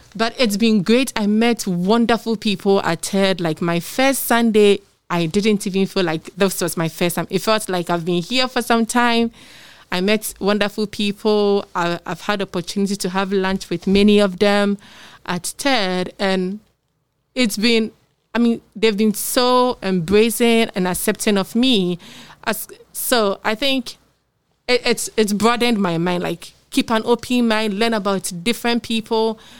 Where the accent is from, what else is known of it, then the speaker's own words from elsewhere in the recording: Ghana; I'm from Ghana